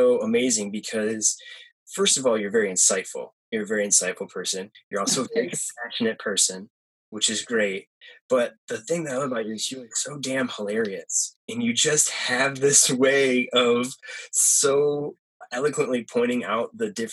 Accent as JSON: {"language": "English", "town": "Perry", "region": "Michigan", "country": "United States", "tie": "born or raised there", "moved": "yes", "said": "I grew up in a very small town in Michigan"}